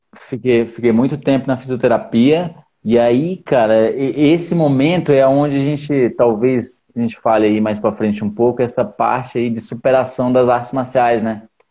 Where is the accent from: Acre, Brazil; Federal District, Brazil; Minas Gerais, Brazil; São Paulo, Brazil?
Federal District, Brazil; Brazlândia; Eu sou de Braslândia